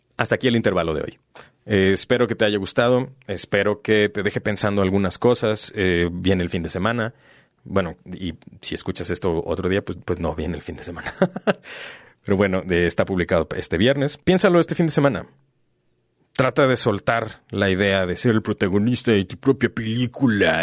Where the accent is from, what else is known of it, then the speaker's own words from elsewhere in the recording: Mexico; ¿Qué chingado significa ser mexicano? Porque no soy español, pero tampoco soy indígena